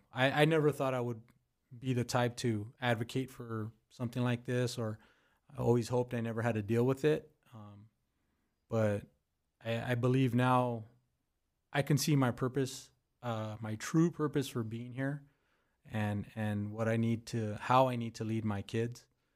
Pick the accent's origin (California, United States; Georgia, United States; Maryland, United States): California, United States; Pico Rivera; moved away; But my heart is in Pico.